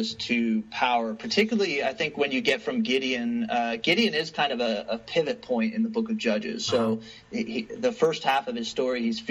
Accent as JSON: {"language": "English", "country": "Canada", "said": "as a Canadian sitting on this side of the border"}